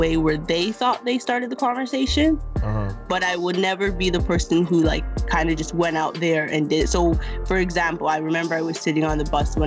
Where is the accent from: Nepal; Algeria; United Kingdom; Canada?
Canada; Mississauga, Ontario; Mississauga to be exact